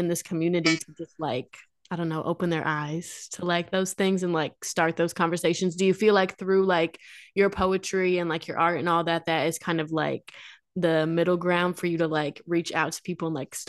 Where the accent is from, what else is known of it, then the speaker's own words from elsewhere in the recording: Quad Cities, United States; growing up in the Quad Cities, like it's not a super like diverse area